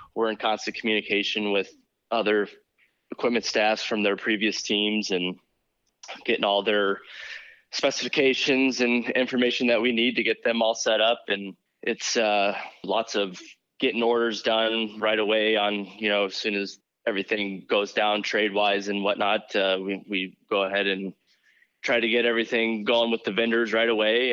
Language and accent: English; Bloomington, Illinois, United States; moved away as an adult; now in Syracuse, United States; I'm from Bloomington, Illinois